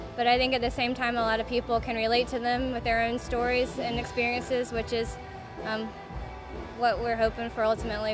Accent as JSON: {"language": "English", "town": "Hickory", "region": "North Carolina", "country": "United States", "tie": "born or raised there", "moved": "as an adult", "lives_now": "Chapel Hill, United States", "said": "I'm from North Carolina, but I grew up in the Hickory area"}